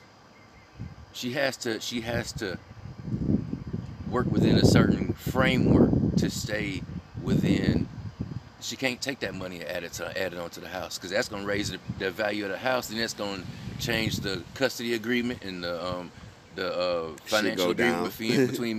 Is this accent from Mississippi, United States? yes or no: yes; South Mississippi, United States; I grew up in South Mississippi